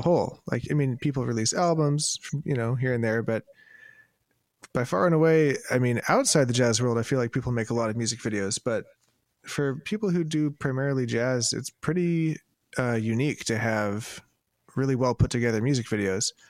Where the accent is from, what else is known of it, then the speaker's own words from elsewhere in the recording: Seattle, Washington, United States; I grew up in Seattle